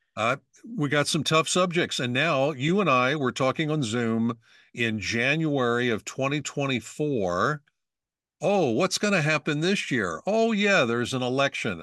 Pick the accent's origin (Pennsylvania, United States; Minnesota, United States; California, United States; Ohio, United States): Pennsylvania, United States; I'm from Pennsylvania